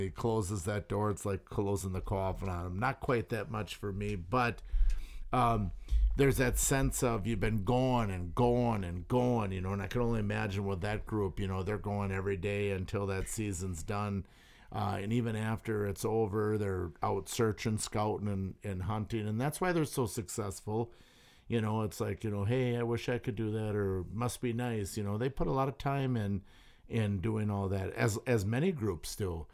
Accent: St. Peter, Wisconsin, United States; I grew up in Saint Peter

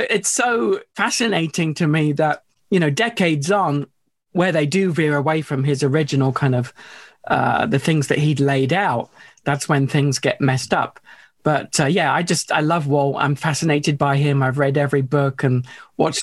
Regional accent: United Kingdom; a young British school kid. I mean, I'm still British, of course

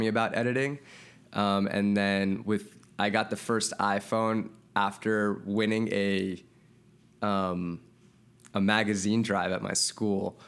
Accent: Santa Monica, California, United States; also born or lived in Wisconsin; I was born and raised in Santa Monica

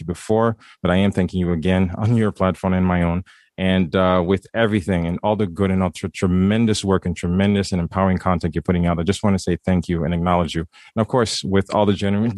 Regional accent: Haiti; I'm from Haiti, right? And I was reading Archie in Haiti

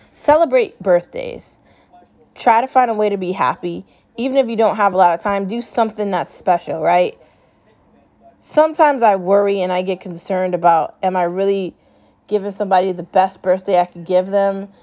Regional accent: United States; I'm an American citizen. I was born in this country. I was raised in this country. I grew up in this country

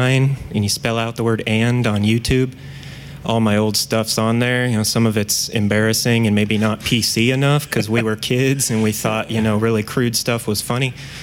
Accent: Nebraska, United States; also born or lived in South Dakota / Ankara, Turkey / Indiana; So I was born in South Dakota, and then we moved to Ankara, Turkey, which is the capital, and then to Nebraska. I grew up there from like, you know, preschool to fifth grade, and then right from fifth to sixth grade, we moved to Indiana.

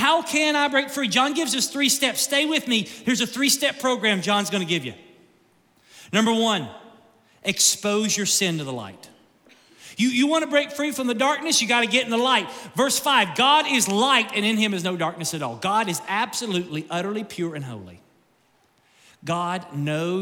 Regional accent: Kentucky, United States; I grew up in Kentucky.

